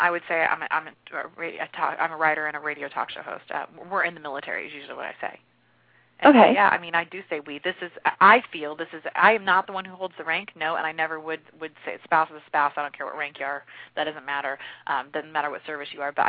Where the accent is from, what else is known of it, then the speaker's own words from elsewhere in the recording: Springfield, Missouri, United States; moved away as an adult; now in Fort Stewart, Georgia, United States; We're from Springfield, Missouri